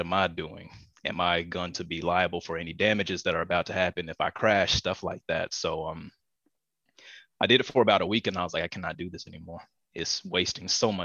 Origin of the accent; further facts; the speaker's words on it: East Coast, United States; moved away; also born or lived in Pasadena, Los Angeles; I'm originally from the East Coast and moved over here to the West Coast